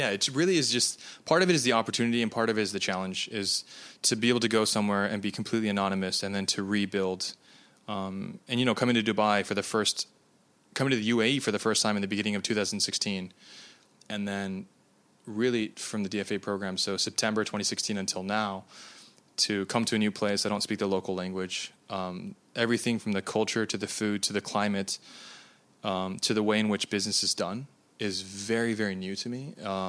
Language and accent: English; United States; because I'm Japanese American and both of my countries that I have nationality for don't do these things